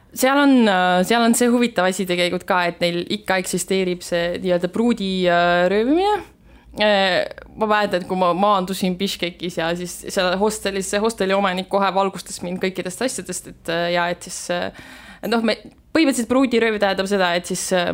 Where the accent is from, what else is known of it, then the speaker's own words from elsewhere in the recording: Estonia; ma ütlesin, et ma olen Eestist